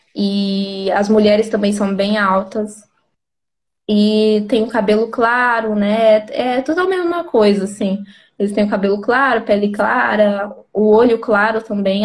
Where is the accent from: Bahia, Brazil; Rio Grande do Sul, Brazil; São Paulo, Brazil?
São Paulo, Brazil; moved away as an adult; now in Czech Republic; eu sou de São Paulo